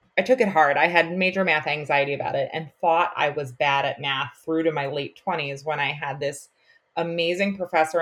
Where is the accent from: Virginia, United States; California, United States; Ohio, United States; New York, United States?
New York, United States; Long Island; accent: Long Island; also born or lived in North Carolina; I taught mostly on Long Island, which is where I'm from. I'm sure you can hear it in my accent.